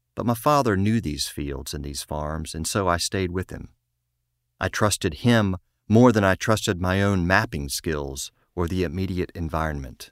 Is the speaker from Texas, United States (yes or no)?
no; Eastern Virginia, United States; also born or lived in Richmond, Virginia; I grew up in the Methodist Church in a small town, as I share, uh, in Eastern Virginia